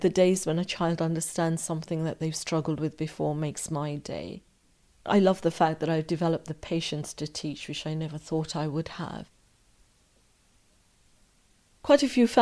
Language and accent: English; Morden, London, United Kingdom; also born or lived in Africa; An offer came up of a house in Morden, Surrey, and we moved there. Morden, what can I say? Morden was very, very different.